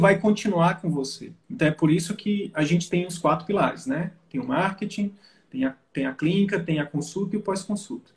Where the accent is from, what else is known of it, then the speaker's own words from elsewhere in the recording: Northeast Region, Brazil; eu sou do Nordeste